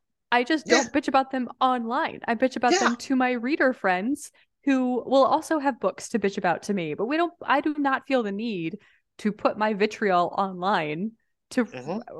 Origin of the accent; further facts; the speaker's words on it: Midwest, United States; like, we grew up in the Midwest, which has its own, depending on where you are, I mean, outside of Chicago, right?